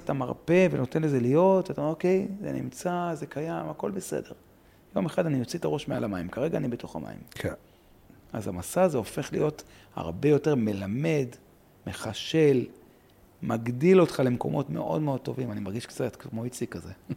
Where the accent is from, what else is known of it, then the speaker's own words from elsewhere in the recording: Ma'alot-Tarshiha, Northern District, Israel; גדלתי במעלות